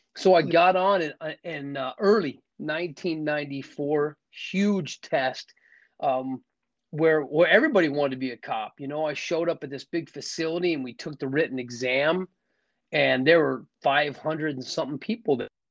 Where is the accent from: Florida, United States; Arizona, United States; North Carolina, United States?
Arizona, United States; Scottsdale; I'm from Scottsdale, Arizona. Was raised in a in a in a good family